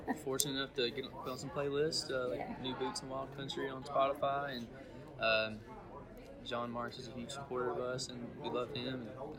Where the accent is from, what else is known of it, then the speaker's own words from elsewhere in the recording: Hopkinsville, Kentucky, United States; moved away as an adult; now in Nashville, United States; So my hometown is an hour north of here in Hopkinsville, Kentucky. So we would come down every year for the festival. And we moved here a year and a half ago.